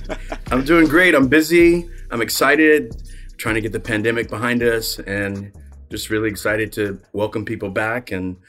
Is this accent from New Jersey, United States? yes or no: yes; Trenton, New Jersey, United States; born there; So I was born in Trenton. I spent the first 15 summers of my life in Trenton.